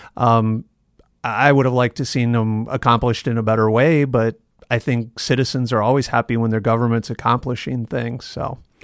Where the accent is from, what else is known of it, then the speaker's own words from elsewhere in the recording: Yankton, South Dakota, United States; also born or lived in Canton, South Dakota; now in Sioux Falls, United States; I grew up, I was born in Yankton, and we spent, uh, six or seven years in Canton between fourth grade in my sophomore year in high school